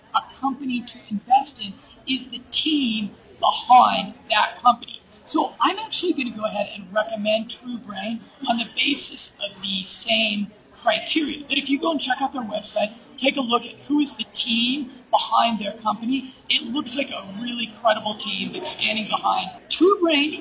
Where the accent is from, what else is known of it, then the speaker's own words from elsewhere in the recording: United States; moved away as an adult; now in Medellin, Colombia; my lifestyle as an American expat living in South America